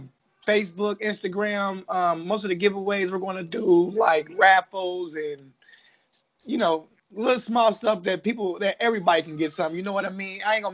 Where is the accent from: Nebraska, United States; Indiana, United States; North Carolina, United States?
Indiana, United States; now in Hayti, Missouri, United States; I'm in Missouri, but I'm from Indiana, though.